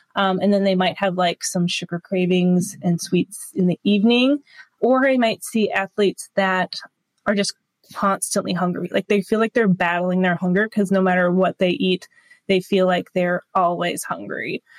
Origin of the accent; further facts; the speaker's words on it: Duluth, Minnesota, United States; also born or lived in Winona, Minnesota; I found a local triathlon here uh, near Duluth, Minnesota, which is my hometown area